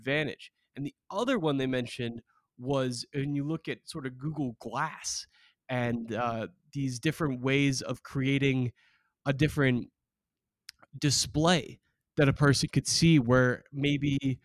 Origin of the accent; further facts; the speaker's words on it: Beaverton, Oregon, United States; my hometown. Shout out to Beaverton, Oregon